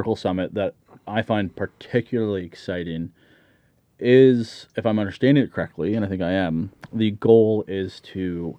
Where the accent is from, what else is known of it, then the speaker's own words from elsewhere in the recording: Tatamagouche, Nova Scotia, Canada; also born or lived in Truro; I grew up, I was born in Truro, Nova Scotia, and raised in Tatamagush. That's where I grew up.